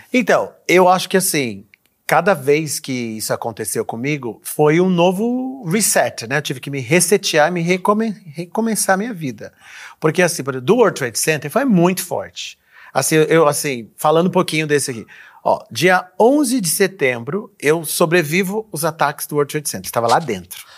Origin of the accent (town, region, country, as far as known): Brazil; moved away; also born or lived in United States